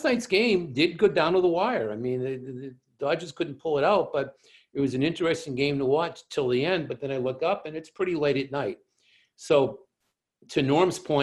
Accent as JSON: {"language": "English", "town": "Boston", "region": "Massachusetts", "country": "United States", "said": "as a Bostonian"}